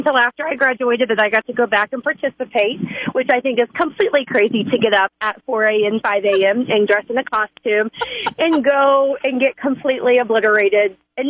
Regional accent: Illinois, United States; now in Nashville, United States; I'm originally from Illinois, but I now live in Nashville, Tennessee.

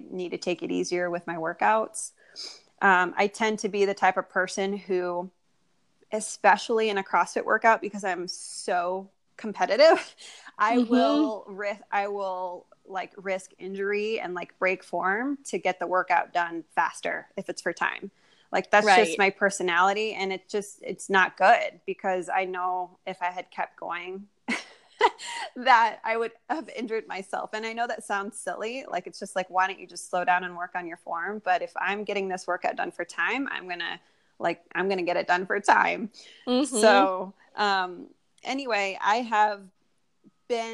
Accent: Iowa, United States; moved away as an adult; now in North Carolina, United States; I am originally from Iowa. I'm a Midwest girl and ended up in North Carolina

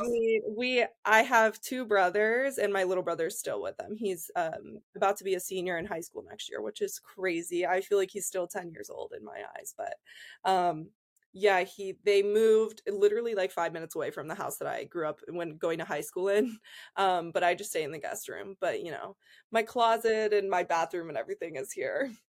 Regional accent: Columbus, Ohio, United States; moved away as an adult; also born or lived in Penn State, Pennsylvania; I'm from Columbus, Ohio originally

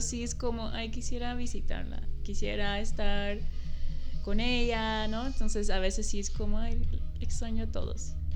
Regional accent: Netherlands; Spanish is a second language; moved away as an adult; now in Mexico; cuando voy a regresar a Holanda

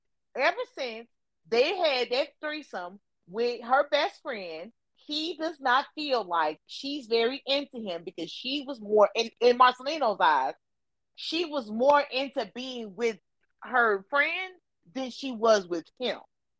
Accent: Portland, United States; I'm from Portland, shit. I ain't more from Portland because you married a nigga.

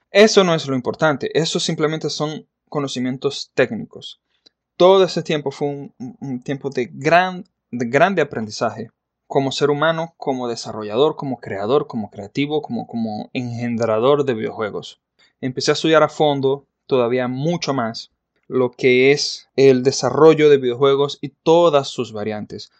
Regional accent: Maracaibo, Zulia, Venezuela; Yo soy venezolano, nacido en la ciudad de Maracaibo en el año de 1983.

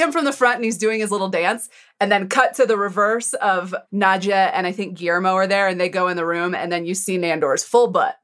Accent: Colorado, United States; I grew up in Colorado

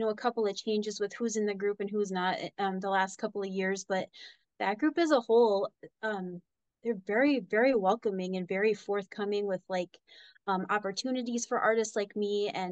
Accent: Minnesota, United States; moved away as an adult; now in Cheyenne, United States; I grew up in the Midwest in Minnesota. I moved out here to Wyoming when I was 22

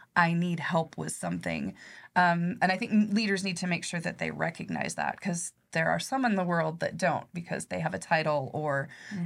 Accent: Nebraska, United States; I grew up in Nebraska in a little teeny small town.

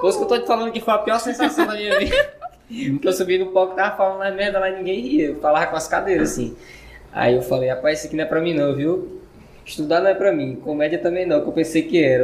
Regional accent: Maranhão, Brazil; moved away as an adult; sou maranhense. Eu fiquei, eu vivi lá até meus dezoito anos de idade

